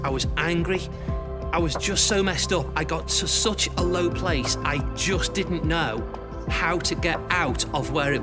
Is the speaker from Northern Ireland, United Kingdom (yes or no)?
no; Liverpool, North West England, United Kingdom; I grew up in Liverpool, in a happy home, in this house just behind me.